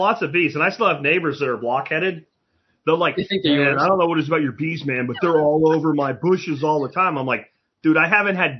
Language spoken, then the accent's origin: English; Jacksonville, Florida, United States; We did that too growing up in Jacksonville.